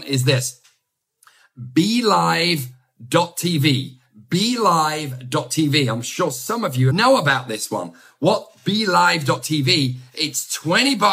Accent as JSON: {"language": "English", "region": "England", "country": "United Kingdom", "accent": "English", "said": "my English accent."}